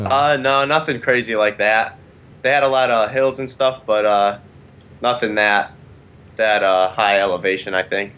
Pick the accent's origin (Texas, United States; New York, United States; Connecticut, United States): Connecticut, United States; From Connecticut